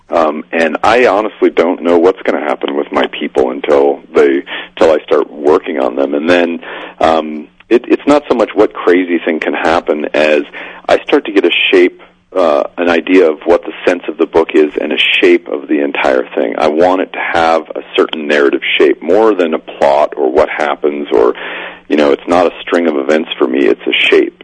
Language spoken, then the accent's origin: English; Spokane, Washington, United States; in Spokane, Washington, my hometown